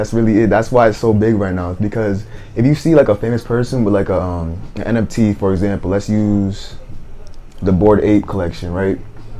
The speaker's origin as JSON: {"language": "English", "town": "Providence", "region": "Rhode Island", "country": "United States", "said": "I'm from Providence, Rhode Island."}